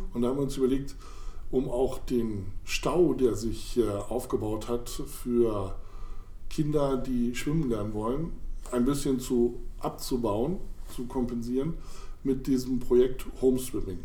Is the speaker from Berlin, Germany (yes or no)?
no; Weserbergland, near Holzminden, Lower Saxony, Germany; also born or lived in Hamburg / Mainz / Oelde; now in Hannover, Germany; Ich bin aufgewachsen im Weserbergland in der Nähe von Holzminden